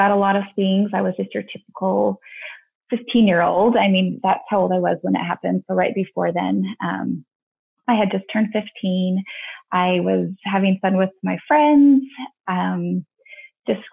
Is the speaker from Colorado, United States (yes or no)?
yes; Littleton, Colorado, United States; moved away as an adult; now in Utah, United States; I grew up in Littleton, Colorado, and I am one of six kids. And I lived in Colorado up until I was about 22. And then I moved to Utah